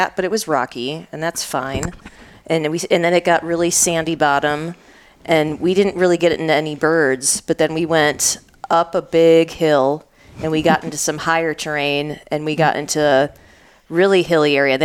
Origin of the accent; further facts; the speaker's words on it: Michigan, United States; I grew up in Michigan